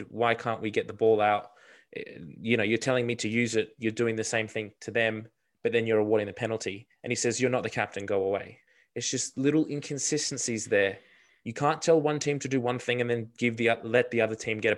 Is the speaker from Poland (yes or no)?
no; Australia; as an Australian fan.